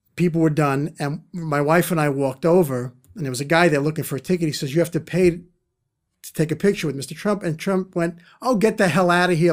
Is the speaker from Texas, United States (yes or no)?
no; New York City, New York, United States; I'm from Brooklyn